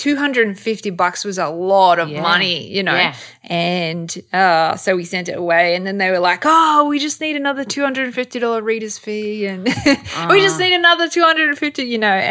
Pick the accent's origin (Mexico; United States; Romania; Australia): Australia; Sydney, New South Wales; I'm from Bankstown, you know, I'm from Sydney's West and I went to a public high school